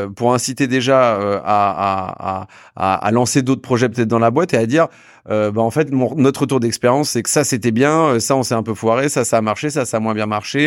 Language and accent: French; Saint-Malo, Brittany, France; Je suis de Saint-Malo